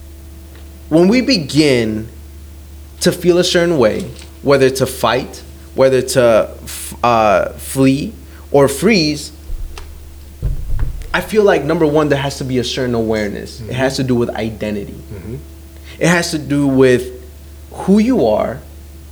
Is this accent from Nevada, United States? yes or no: yes; Las Vegas, Nevada, United States; I'm from Vegas